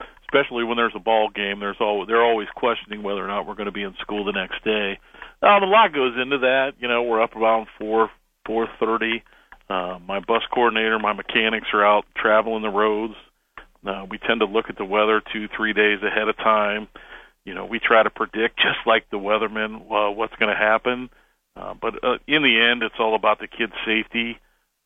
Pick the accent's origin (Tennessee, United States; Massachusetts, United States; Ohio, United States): Ohio, United States; Canton; we just listened to the radio, WHVC, growing up in Canton